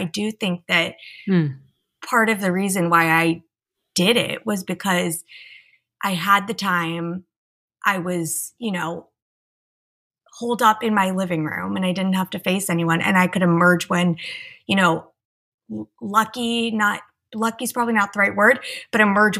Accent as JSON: {"language": "English", "region": "East Coast", "country": "United States", "tie": "born or raised there", "said": "You know, I grew up on the East Coast. I went to sleepaway camp. I moved to LA. I went to USC."}